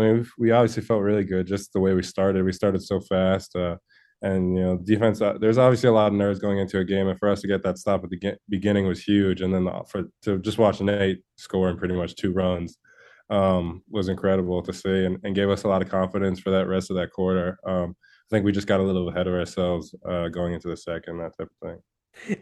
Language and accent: English; Connecticut, United States; I'm from Connecticut